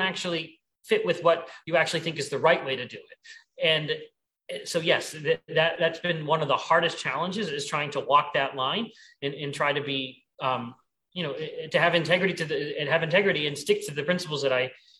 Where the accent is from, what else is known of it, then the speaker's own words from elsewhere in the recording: Pennsylvania, United States; in my home state in Pennsylvania